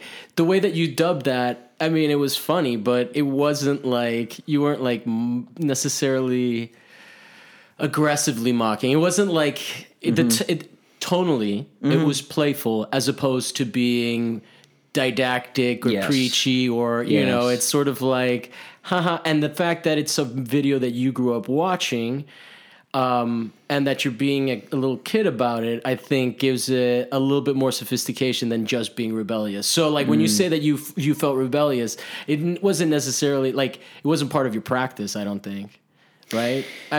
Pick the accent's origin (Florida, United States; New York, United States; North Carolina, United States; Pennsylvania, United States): Florida, United States; Miami; also born or lived in Italy; Whereas like I grew up in Italy, so it was like Catholics. And then I grew up in Miami and it was Catholics.